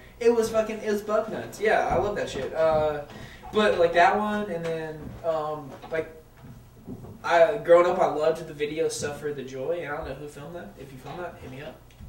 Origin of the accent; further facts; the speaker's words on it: Fort Benning, Georgia, United States; born there; Yeah, Martin Army on post at Fort Benning, Georgia.